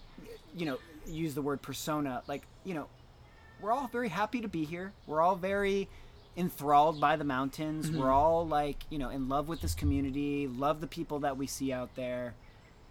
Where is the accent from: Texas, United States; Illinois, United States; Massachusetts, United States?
Massachusetts, United States; Worcester; I grew up in Worcester